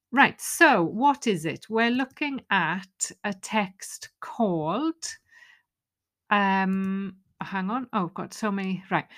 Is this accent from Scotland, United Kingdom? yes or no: no; Wales, United Kingdom; first language Welsh; English is a second language; my first language, which is Welsh